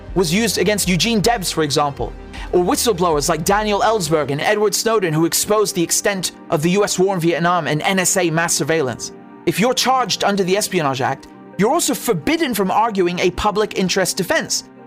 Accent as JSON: {"language": "English", "country": "United Kingdom", "said": "I'm a British journalist"}